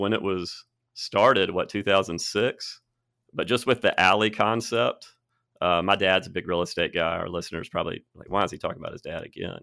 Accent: Birmingham, Alabama, United States; moved away as an adult; also born or lived in Cherokee Bend; now in Tuscaloosa, United States; I grew up in Birmingham. I moved here, let's see, twenty twelve, I was thirty-two

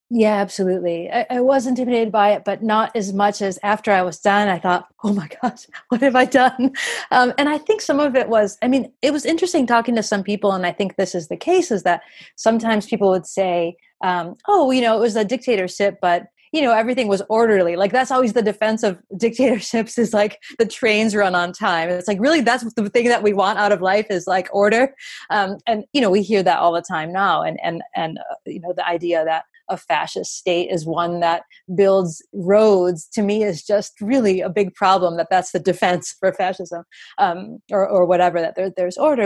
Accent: United States; as an American

